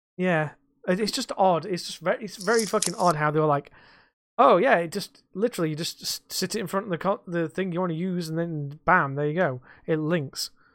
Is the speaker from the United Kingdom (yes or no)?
yes; United Kingdom; we're British